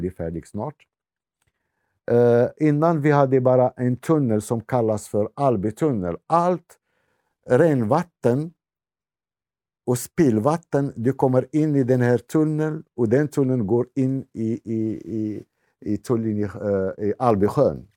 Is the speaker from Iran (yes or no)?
no; Morocco; Swedish is a second language; moved away as an adult; also born or lived in Botkyrka, Sweden; now in Tullinge, Sweden; jag kommer från Marocko, men jag är kristen